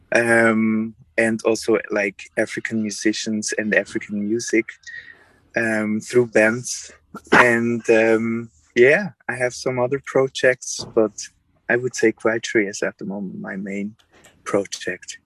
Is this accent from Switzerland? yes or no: yes; Switzerland; moved away as an adult; also born or lived in Paris, France / Berlin, Germany / Mannheim, Germany; I'm a saxophonist from Switzerland. I grew up in Switzerland